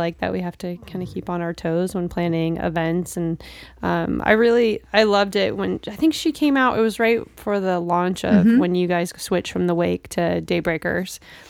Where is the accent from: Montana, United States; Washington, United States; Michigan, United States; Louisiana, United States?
Washington, United States; Seattle; I grew up in West Seattle and then we moved to Issaquah. So I went to Issaquah High School